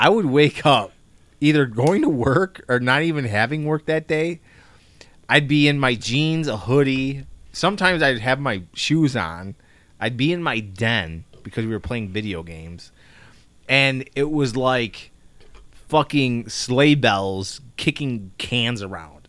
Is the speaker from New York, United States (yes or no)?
no; Chicago, Illinois, United States; we're from Chicago